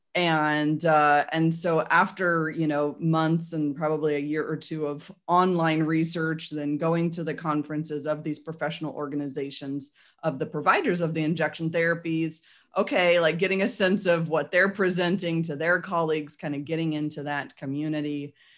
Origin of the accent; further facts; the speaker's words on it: Portland, Oregon, United States; now in Salem, Oregon, United States; I grew up in Portland and after 30 something years living there